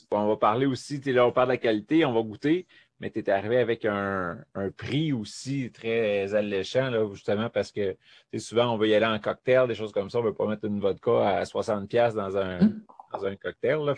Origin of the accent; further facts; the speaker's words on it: Laurentides, Quebec, Canada; moved away as an adult; now in Montreal, Canada; je suis un natif des Laurentides